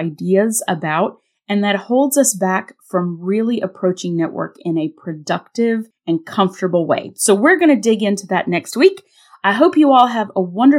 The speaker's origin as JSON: {"language": "English", "region": "North Carolina", "country": "United States", "tie": "born or raised there", "moved": "yes", "said": "I am on location in my hometown in the beautiful Blue Ridge Mountains of Western North Carolina"}